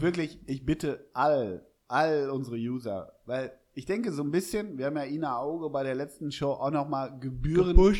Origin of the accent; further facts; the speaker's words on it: Hamburg, Germany; ich bin Hamburger